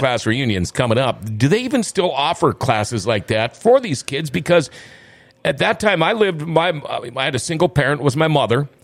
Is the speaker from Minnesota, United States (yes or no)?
yes; Thief River Falls, Minnesota, United States; also born or lived in Crookston, Minnesota; I moved from Crookston to Thief River when I was in fifth grade